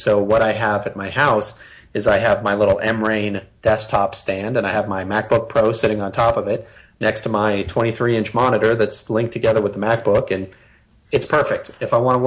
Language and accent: English; Boston, Massachusetts, United States; moved away; I grew up in Boston